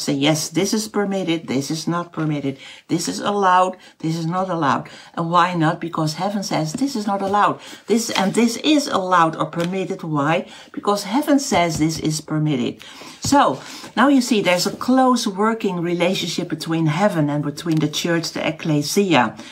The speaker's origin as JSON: {"language": "English", "country": "Netherlands", "first_language": "Dutch", "second_language": "English", "said": "my mother language is not English. It is Dutch"}